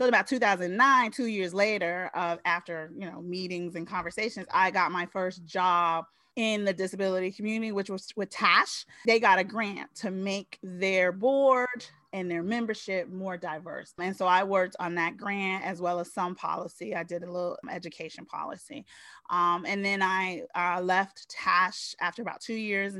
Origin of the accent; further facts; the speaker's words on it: Newark, New Jersey, United States; moved away as an adult; also born or lived in Spain; now in Washington, D.C., United States; I was born in Spain. My parents are serving their country. They brought me home to Newark, New Jersey, their home. I was raised there.